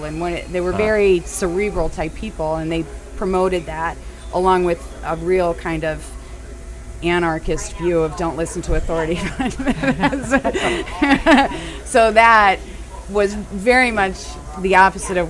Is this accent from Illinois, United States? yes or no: yes; Downers Grove, Illinois, United States; I'm from a place called Downers Grove, Chicago